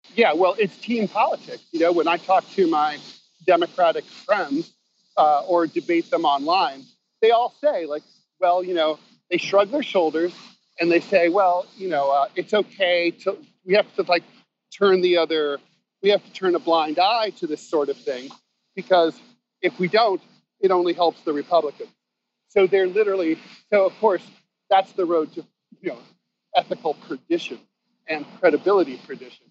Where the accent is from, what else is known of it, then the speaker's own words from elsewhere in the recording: Dayton, Ohio, United States; my hometown of Dayton